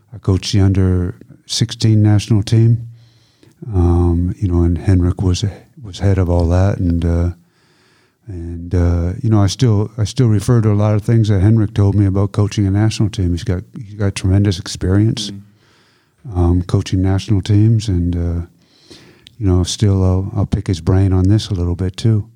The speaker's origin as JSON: {"language": "English", "country": "Canada", "tie": "born or raised there", "moved": "as an adult", "lives_now": "Germany", "said": "I'm Canadian, I played for Canada, grew up in Canada"}